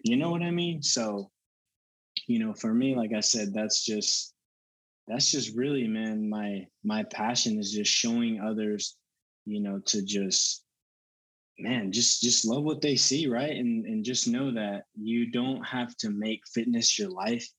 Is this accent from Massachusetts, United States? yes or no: no; Denton, Texas, United States; also born or lived in Allen, Texas; I was born and raised in Texas. I lived in Allen up until about seventh grade, and then from seventh grade up until I graduated, I grew up in Denton